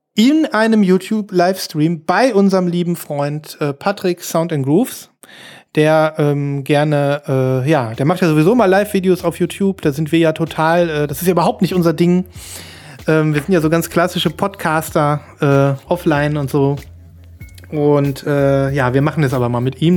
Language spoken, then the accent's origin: German; Germany; wir als deutsche